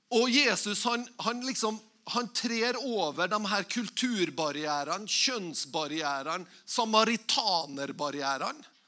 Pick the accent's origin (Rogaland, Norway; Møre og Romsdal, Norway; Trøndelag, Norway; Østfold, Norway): Møre og Romsdal, Norway; Tingvoll; Igjen så kommer jeg fra Tingvoll